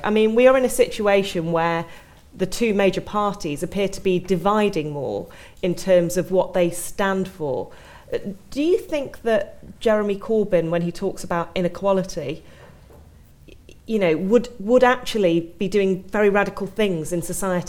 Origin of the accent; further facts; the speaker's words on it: Stalybridge, North West England, United Kingdom; I remember writing an article about a neighbour who I grew up next to in Stalybridge in the north of England